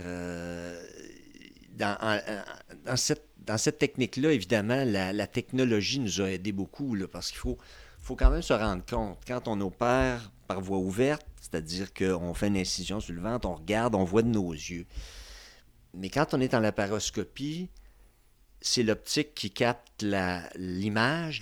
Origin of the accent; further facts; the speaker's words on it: Trois-Rivières, Quebec, Canada; now in Quebec City, Canada; je viens de Trois-Rivières